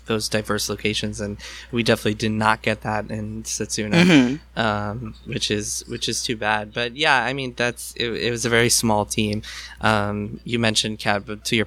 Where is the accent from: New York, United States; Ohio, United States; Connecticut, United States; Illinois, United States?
New York, United States; I grew up in New York.